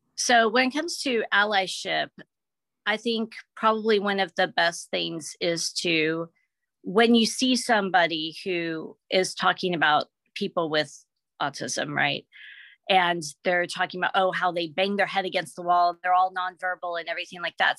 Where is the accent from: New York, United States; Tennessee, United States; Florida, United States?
Tennessee, United States; Memphis; also born or lived in Seattle area; now in Seattle, United States; when I grew up in Memphis, Tennessee